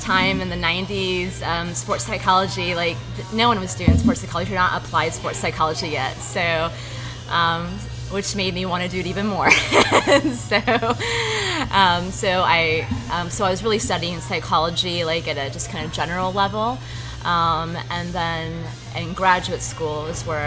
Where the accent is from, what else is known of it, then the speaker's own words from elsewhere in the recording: St. Petersburg, Florida, United States; also born or lived in Phoenix, Arizona; I'm actually from right here in South St. Pete, born and raised.